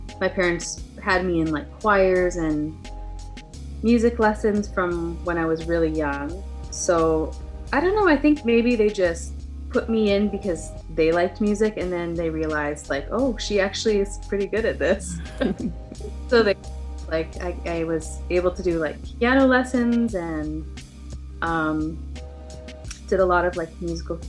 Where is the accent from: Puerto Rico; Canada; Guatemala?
Canada; west coast of Canada; also born or lived in Southern California; now in California, United States; right now I live in Southern California with my husband and family, but I'm originally from Canada, so I'm from like the west coast of Canada.